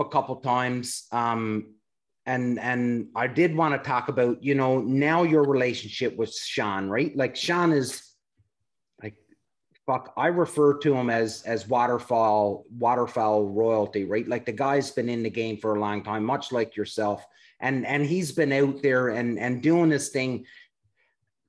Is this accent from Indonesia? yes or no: no; Canada; we're five dudes from Canada